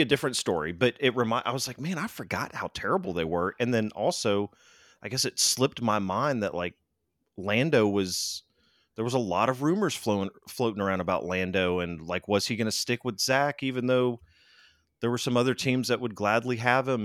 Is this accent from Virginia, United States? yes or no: no; Louisiana, United States; also born or lived in Florida; now in Texas, United States; I'm from Louisiana